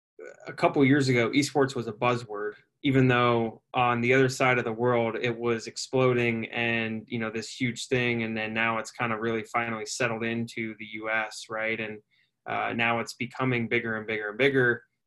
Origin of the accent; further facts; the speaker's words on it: Philadelphia, Pennsylvania, United States; I grew up in Philadelphia, right? I'm going to bleed Philly.